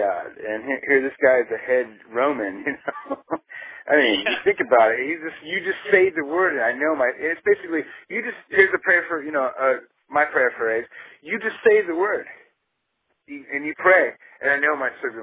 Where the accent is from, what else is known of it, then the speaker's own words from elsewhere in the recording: San Diego, California, United States; I'm from San Diego